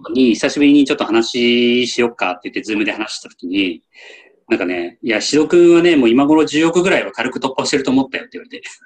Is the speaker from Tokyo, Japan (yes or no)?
yes; Tokyo, Japan; 東京出身なんで、ちっちゃい頃から